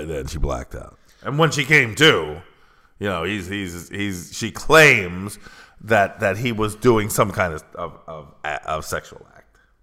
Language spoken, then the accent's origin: English; United States; moved away; that is the country I grew up in. I was born in America. I'm an American